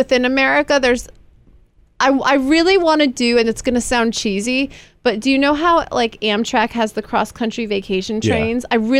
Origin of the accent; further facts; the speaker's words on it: New York, United States; We're from New York.